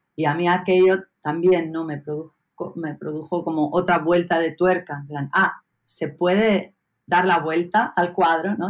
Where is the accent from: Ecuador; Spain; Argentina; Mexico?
Spain; Pontevedra, Galicia; also born or lived in Barcelona; Crezco en el, barrio de, Los Algueiriños, en Pontevedra